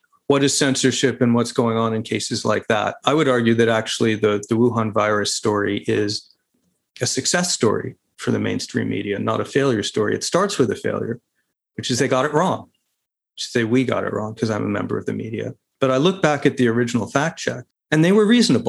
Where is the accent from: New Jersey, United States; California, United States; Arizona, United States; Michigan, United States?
Arizona, United States; my home state of Arizona